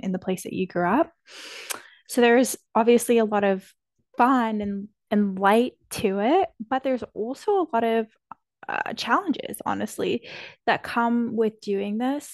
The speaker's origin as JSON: {"language": "English", "town": "Toronto", "region": "Ontario", "country": "Canada", "tie": "born or raised there", "moved": "yes", "said": "where I grew up in Toronto"}